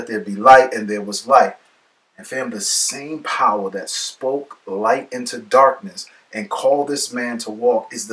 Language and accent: English; New York City, New York, United States; Growing up in the Bronx